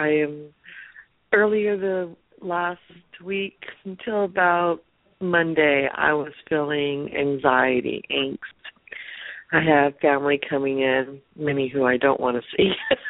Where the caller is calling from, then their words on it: California, United States; I'm calling from California.